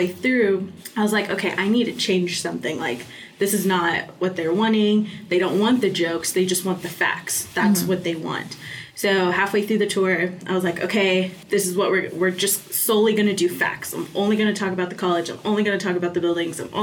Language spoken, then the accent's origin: English; Fayetteville, Arkansas, United States; I am a junior from Fayetteville, Arkansas.